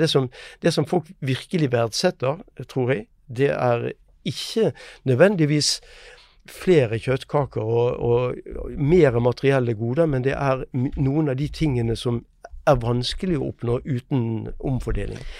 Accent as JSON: {"language": "Norwegian", "country": "Norway", "said": "Vi merker det eh, selv her hjemme i Norge"}